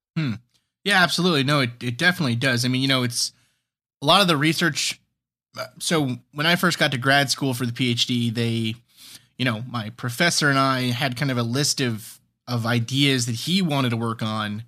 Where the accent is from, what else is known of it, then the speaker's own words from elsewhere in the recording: New York City, New York, United States; moved away as an adult; also born or lived in New Hampshire; grew up where I grew up in New York City, Staten Island